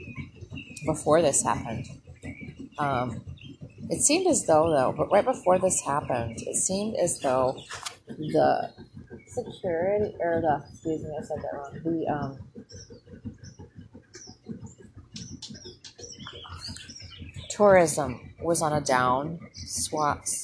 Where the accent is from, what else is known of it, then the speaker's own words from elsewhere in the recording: Minnesota, United States; now in Southern United States; I hail from Minnesota